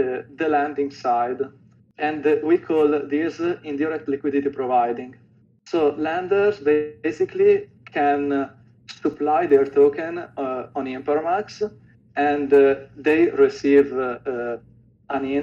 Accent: Italy; I'm from Italy

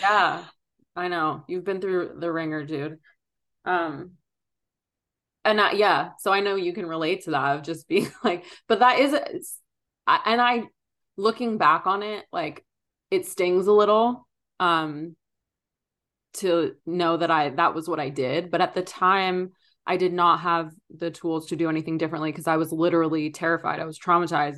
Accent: Philadelphia, Pennsylvania, United States; moved away; I grew up in Philly

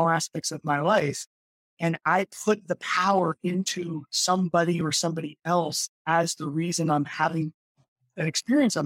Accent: New Jersey, United States; moved away; also born or lived in New York / Florida / California; my wife and I both grew up in New Jersey

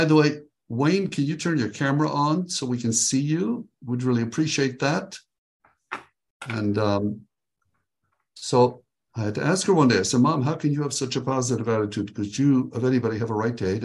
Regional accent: Israel; also born or lived in Tiberias, Israel; now in Texas, United States; I am originally from Israel. I was born there at a very young age, and which is east of Texas, where I live now

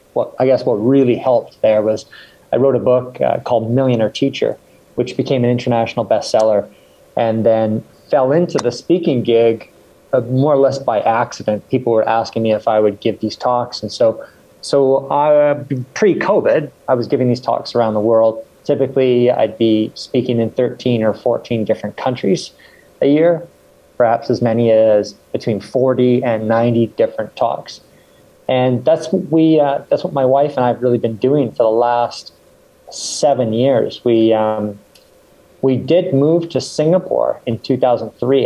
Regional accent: Victoria, British Columbia, Canada; also born or lived in England; I was born in England and I grew up in Canada. So I was raised in Canada and it was on the west coast, a place called Victoria, British Columbia

